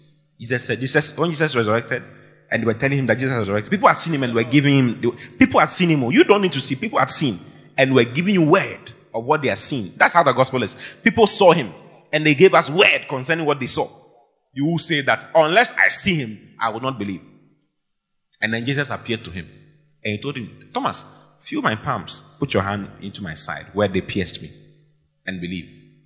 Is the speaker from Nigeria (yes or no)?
yes; Asaba, Delta, Nigeria; I'm from Oda Asankregoa. I'm from Asaba in Nigeria. I'm from Delta State, where even though we have oil, there's no money.